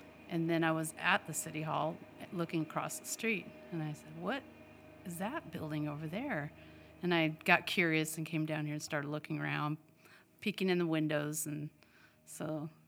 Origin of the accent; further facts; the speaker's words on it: Idaho, United States; now in Washington, United States; …'s from Minnesota and I'm from Idaho. So I was born in Idaho.